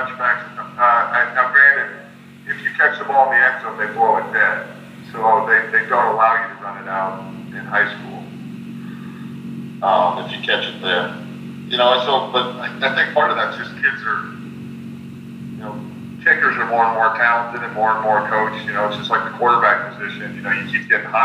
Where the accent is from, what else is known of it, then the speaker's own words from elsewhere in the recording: Washington, Iowa, United States; I was born and raised in Washington